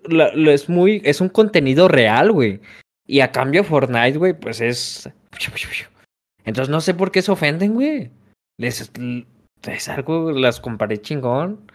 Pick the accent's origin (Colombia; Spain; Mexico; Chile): Mexico; como mexicanos